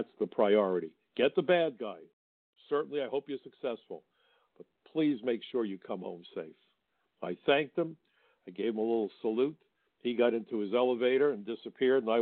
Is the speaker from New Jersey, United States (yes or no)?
no; New York City, New York, United States; I'm a New Yorker. I come from Brooklyn